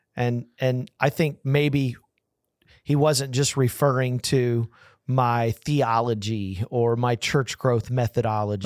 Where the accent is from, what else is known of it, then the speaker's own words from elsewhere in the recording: Texas, United States; I'm from Texas